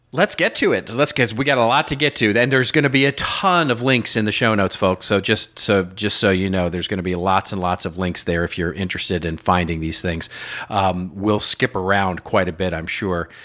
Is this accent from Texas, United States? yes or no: yes; Texas, United States; now in Los Angeles, United States; I grew up in Texas and had Texas teams